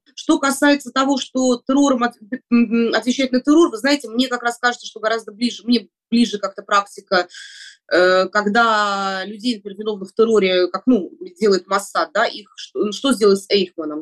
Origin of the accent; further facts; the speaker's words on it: Moscow, Russia; я родилась и живу в Москве